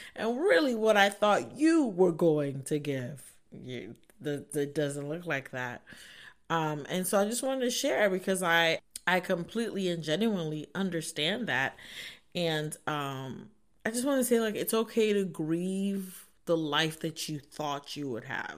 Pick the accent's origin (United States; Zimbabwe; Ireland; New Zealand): United States; Northern Virginia; moved away as an adult; now in Ohio, United States; I am from Northern Virginia, so I moved to a new state